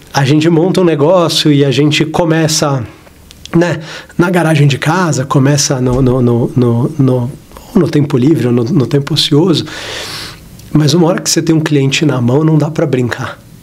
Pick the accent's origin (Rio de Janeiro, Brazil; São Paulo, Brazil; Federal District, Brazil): São Paulo, Brazil; eu sou daqui de São Paulo, eu cresci aqui em São Paulo